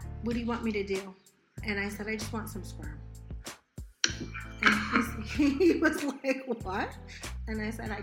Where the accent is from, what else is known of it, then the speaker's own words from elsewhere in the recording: Malibu, California, United States; moved away as an adult; I grew up in Malibu